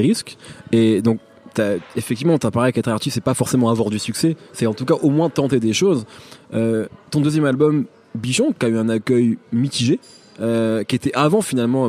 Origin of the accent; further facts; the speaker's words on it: Picardy, Hauts-de-France, France; moved away; moi j'ai grandi en Picardie